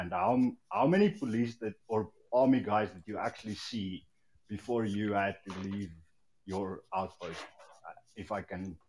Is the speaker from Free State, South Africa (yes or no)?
yes; Free State, South Africa; I'm from the Free State. I'm involved with farming community and everything